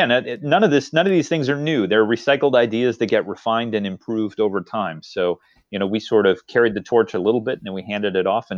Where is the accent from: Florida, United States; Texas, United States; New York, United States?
Texas, United States; when I was growing up in Texas.